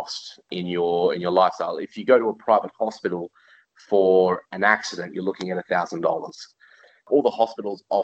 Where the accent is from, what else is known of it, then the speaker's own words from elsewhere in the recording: Australia; also born or lived in Europe; now in Singapore; I grew up in Australia